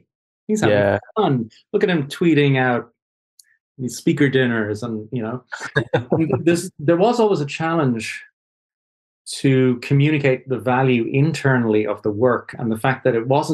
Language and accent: English; Ireland; I'm Irish.